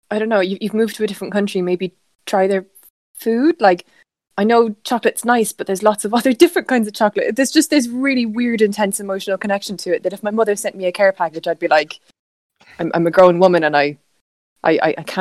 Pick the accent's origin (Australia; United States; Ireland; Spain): Ireland; moved away as an adult; now in England, United Kingdom; because I'm Irish